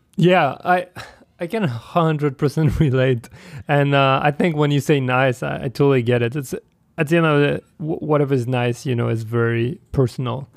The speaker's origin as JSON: {"language": "English", "country": "France", "said": "I'm from France"}